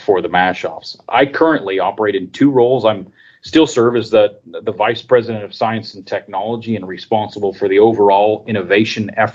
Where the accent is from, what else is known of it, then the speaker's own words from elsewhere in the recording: Colorado, United States; I grew up in Colorado, actually. I grew up on a small seed stock operation.